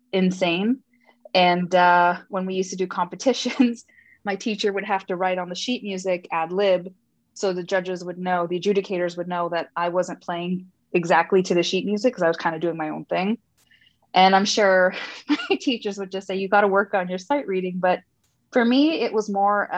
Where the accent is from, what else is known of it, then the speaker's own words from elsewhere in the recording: Montreal, Quebec, Canada; also born or lived in Sri Lanka / Toronto; I was born in Sri Lanka, immigrated to Montreal for a good chunk of my life, then to Toronto